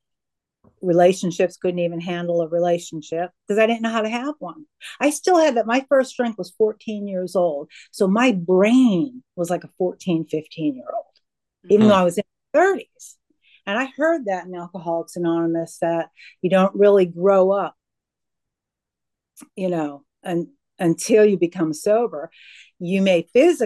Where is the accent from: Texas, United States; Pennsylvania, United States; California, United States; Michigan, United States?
Pennsylvania, United States; moved away; I'm originally from Pennsylvania